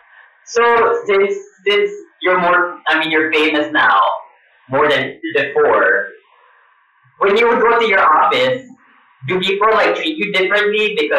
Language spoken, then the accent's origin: English; San Pedro, Laguna, Philippines; And also, he's from Letran. And I'm from San Pedro.